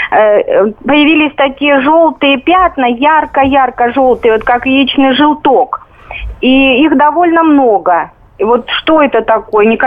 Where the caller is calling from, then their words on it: Vladimir, Vladimir Oblast, Russia; я из Владимира.